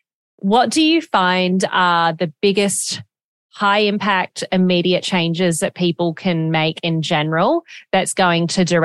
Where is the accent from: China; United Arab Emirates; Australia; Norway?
Australia; now in United States; I was raised in Australia. So like from elementary school and middle school and high school, I did in Australia. And I am half American though.